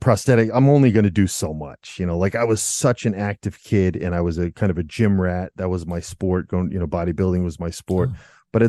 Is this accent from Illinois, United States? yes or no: no; Rhode Island, United States; born or raised there; moved away as an adult; now in Germany